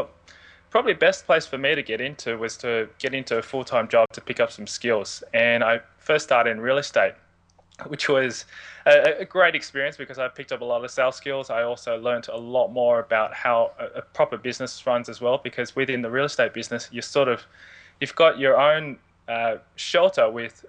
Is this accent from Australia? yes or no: yes; Sydney, New South Wales, Australia; Where I started was I was born and raised in Sydney. I've been a Sydney boy pretty much all my life.